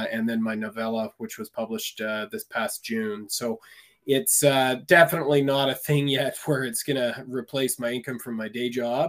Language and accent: English; Vancouver, British Columbia, Canada; moved away as an adult; now in northern British Columbia, Canada; I'm a city boy. I was born and raised in Vancouver